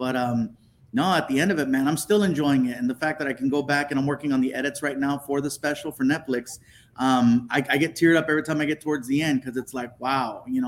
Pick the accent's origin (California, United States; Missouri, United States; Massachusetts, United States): California, United States; Chula Vista; born there; now in Long Beach, United States; I was born in Chula Vista.